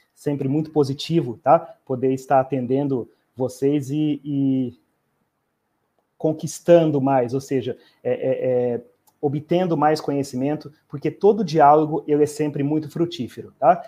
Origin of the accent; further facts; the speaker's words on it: Campo Grande, Mato Grosso do Sul, Brazil; also born or lived in Umuarama, Paraná / Ponta Porã, Mato Grosso do Sul; eu sou natural da cidade de Umuarama, é, mas eu morei pouco tempo no estado do Paraná e, e praticamente uns 3, 4 anos de idade, eu vim para o interior do Mato Grosso do Sul e resido em Campo Grande desde pequeno